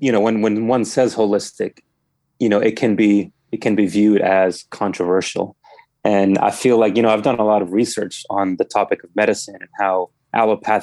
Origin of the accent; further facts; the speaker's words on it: Germantown, Maryland, United States; I'm from here originally